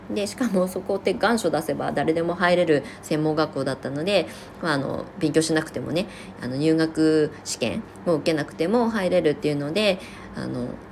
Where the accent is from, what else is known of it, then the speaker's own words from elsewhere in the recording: Ibaraki, Japan; now in Shonan, Japan; 私が住んでいた、その、出身地の茨城県